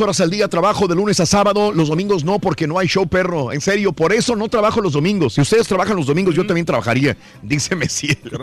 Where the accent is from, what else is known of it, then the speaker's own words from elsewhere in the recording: Francisco I. Madero, Durango, Mexico; moved away; Saludos a mi pueblito Francisco y Madero, allá en Durango. Está de fiesta el día de hoy, feria de mi pueblo